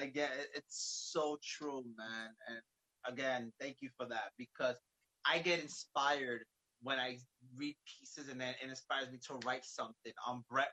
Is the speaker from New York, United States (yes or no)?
yes; New York City, New York, United States; now in Bayonne, United States; I'm originally from Brooklyn, New York, but yeah, right. I live in New Jersey, Bayonne